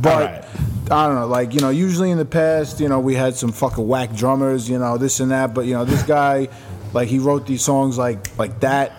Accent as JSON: {"language": "English", "town": "New York City", "region": "New York", "country": "United States", "said": "I'm from Borough Park, so I'm"}